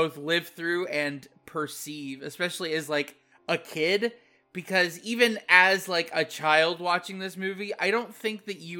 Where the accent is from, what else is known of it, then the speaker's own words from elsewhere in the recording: Midwest, United States; I grew up in the Midwest, I grew up in farm country